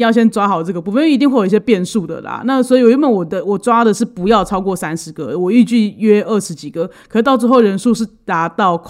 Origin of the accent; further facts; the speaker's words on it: Taiwan; 而且就是你要注意，我们台湾人很多人不吃牛啊。